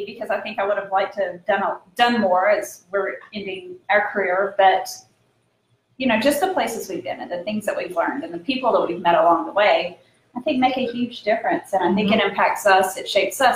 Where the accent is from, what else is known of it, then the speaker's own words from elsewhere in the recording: Southwest Virginia, United States; now in Florida, United States; I grew up in Southwest Virginia, small town in the mountains